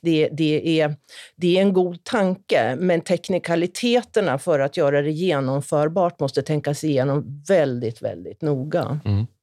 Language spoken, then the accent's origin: Swedish; Norrland, Sweden; Jag är också uppväxt i Norrland